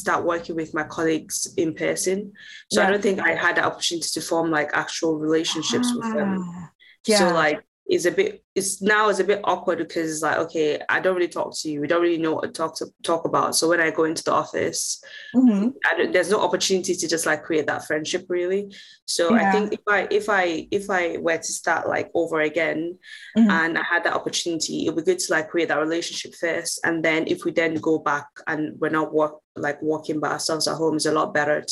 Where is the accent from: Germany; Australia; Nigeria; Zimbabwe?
Nigeria; moved away as an adult; now in Manchester, United Kingdom; I am originally Nigerian